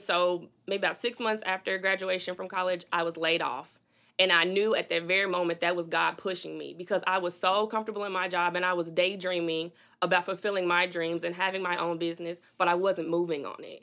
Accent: Little Rock, Arkansas, United States; also born or lived in Fitchburg, Massachusetts; I came to Little Rock when I was about seven years old

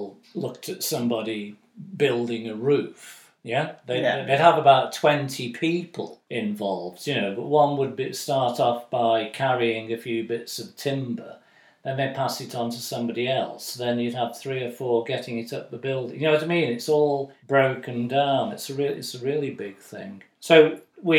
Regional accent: United Kingdom; being British

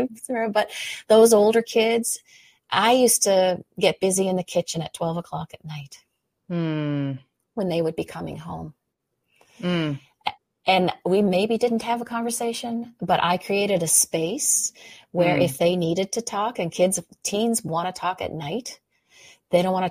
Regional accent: Canada; I'm a Canadian

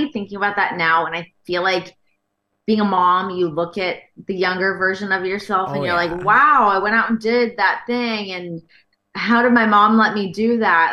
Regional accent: Canada; moved away as an adult; also born or lived in Toronto / Los Angeles; as a Canadian.

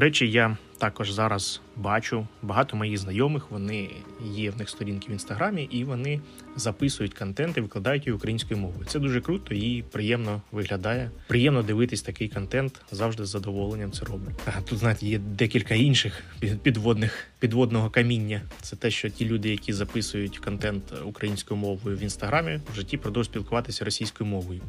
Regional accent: Ukraine; Ukrainian is a second language

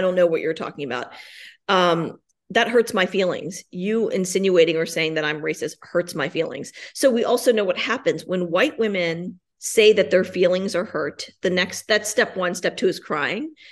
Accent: Richmond, Virginia, United States; moved away as an adult; also born or lived in New York / Washington, D.C. / Denver; now I'm back in Richmond, my hometown

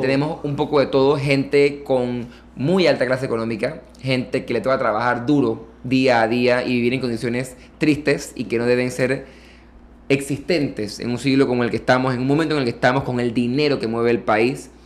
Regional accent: Panama; como panameño que quiere tener hijos y quiere una familia

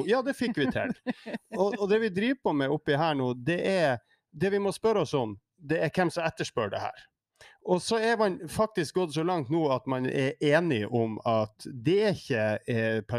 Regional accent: Tromsø, Troms, Norway; Hvor det er noen urbanister i de store byene i Nord-Norge jeg er tromsøværing

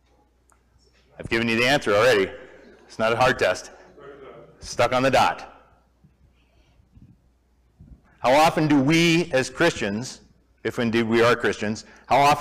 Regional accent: Montana, United States; also born or lived in Moscow, Idaho; we're from Montana, a lot of you guys know that, spent 35 plus years myself in Montana

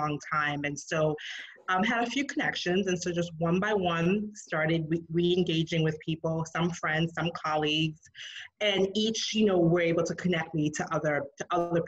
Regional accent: New York City, New York, United States; moved away as an adult; now in Atlanta, United States; I grew up in New York City, very fast paced city, of course.

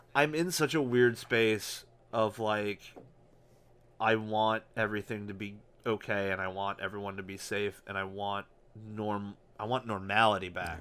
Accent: United States; us being American

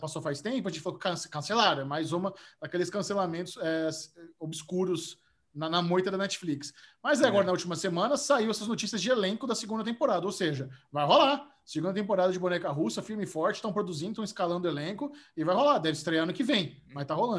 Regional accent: Brazil; eu, sou do Brasil

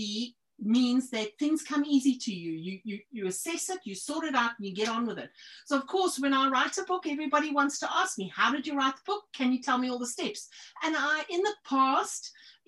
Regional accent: South Africa; now in New Zealand; I was born in South Africa.

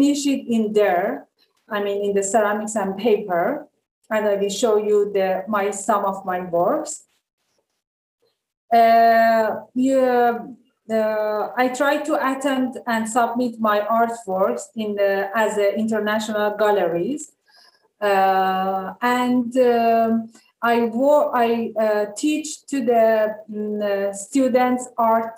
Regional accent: Tehran, Tehran Province, Iran; moved away as an adult; also born or lived in Famagusta, Cyprus; now in Kyrenia, Cyprus; I was born in Tehran in 1982

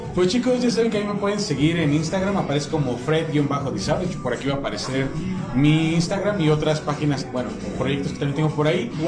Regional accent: Mexico City, Mexico; yo soy de la Ciudad de México

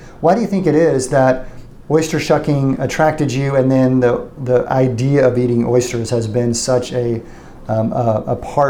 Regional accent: San Antonio, Texas, United States; I love San Antonio. It's my hometown

